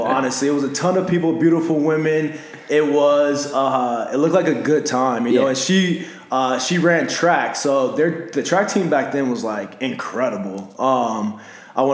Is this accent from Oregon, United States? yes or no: no; Los Angeles, California, United States; moved away as an adult; now in Arizona, United States; you know, originally from Los Angeles, California. Let's see, South Central to be exact.